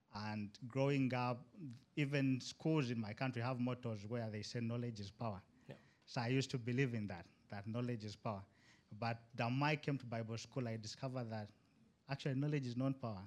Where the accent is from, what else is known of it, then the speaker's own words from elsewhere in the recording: Uganda; moved away as an adult; now in Istanbul, Turkey; I'm from Uganda